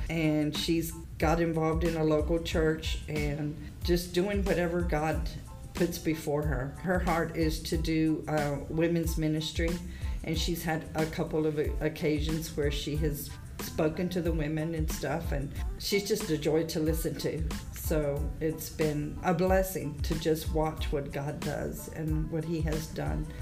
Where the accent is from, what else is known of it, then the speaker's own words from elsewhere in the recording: Victoria, Texas, United States; moved away as an adult; now in Goliad, United States; we're from Victoria.